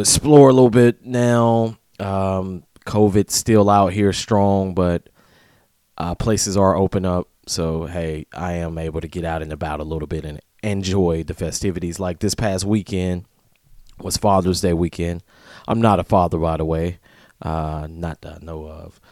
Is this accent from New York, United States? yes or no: no; Atlanta, Georgia, United States; now in Tampa, United States; I'm from Atlanta